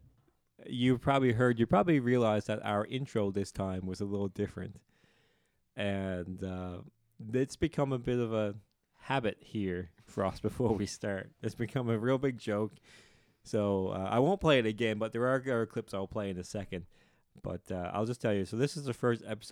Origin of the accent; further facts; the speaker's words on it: the Bay, Newfoundland and Labrador, Canada; I'm from the Bay, and that's the difference between the Bay and the Shore